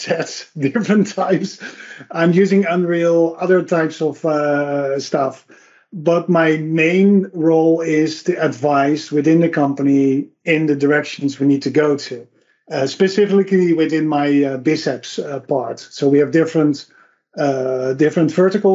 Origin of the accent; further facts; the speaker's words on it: Netherlands; I'm from the Netherlands